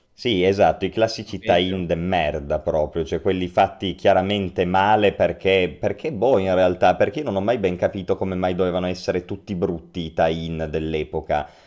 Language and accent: Italian; Turin, Piedmont, Italy; noi che poi siamo di Torino